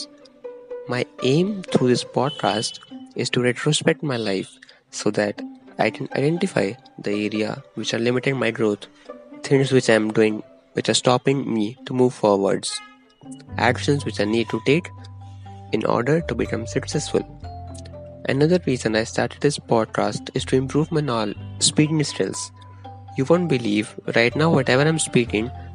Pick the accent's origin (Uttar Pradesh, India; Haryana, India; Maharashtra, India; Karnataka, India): Haryana, India; Gurugram; I am from Gurugram, which is in Delhi NCR region